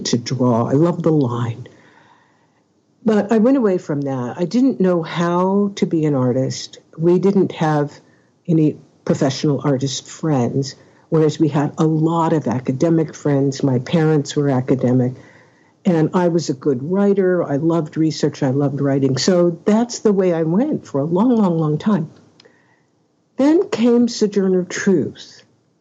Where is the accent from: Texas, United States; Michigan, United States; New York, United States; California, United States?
California, United States; Oakland; I'm from Oakland, California